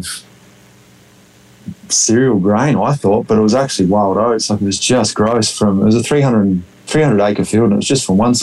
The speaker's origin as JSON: {"language": "English", "country": "Australia", "tie": "born or raised there", "also_born_or_lived": "Saskatchewan, Canada", "moved": "as an adult", "lives_now": "Osler, Canada", "said": "being a native Australian"}